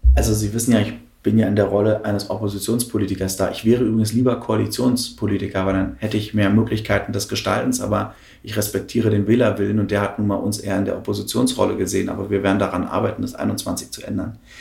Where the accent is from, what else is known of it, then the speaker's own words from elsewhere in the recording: Berlin, Germany; also born or lived in Friedrichsfelde, Berlin / Hohenschönhausen, Berlin; ich bin in Friedesheim geboren, in Lichtenberg, Kunschenhausen sozialisiert. Ähm, ich bin in den 90ern aufgewachsen